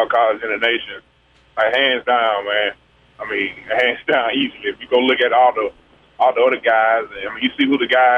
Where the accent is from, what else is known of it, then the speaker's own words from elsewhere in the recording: Greene County, Mississippi, United States; I'm still in Greene County, my hometown, man. I ain't never left.